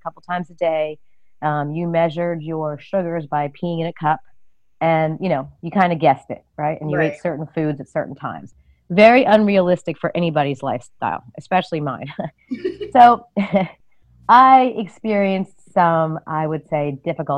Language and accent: English; New York City, New York, United States; moved away as an adult; also born or lived in rural Massachusetts; I'm originally from New York City